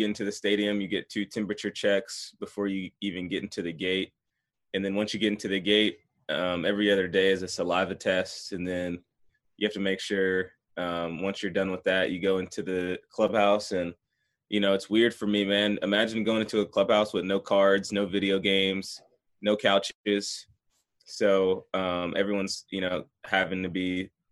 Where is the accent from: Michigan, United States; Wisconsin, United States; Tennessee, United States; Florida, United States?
Tennessee, United States; Franklin; also born or lived in Maryland; born and raised in Franklin, Tennessee